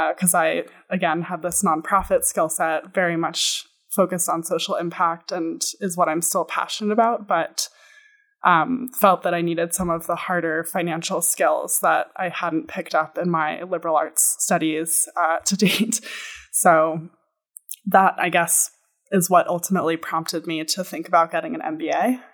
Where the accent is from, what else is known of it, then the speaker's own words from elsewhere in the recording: New York City, New York, United States; moved away as an adult; also born or lived in Boston / Israel / Egypt / Jordan; I was born and raised on the Upper West Side of Manhattan, New York City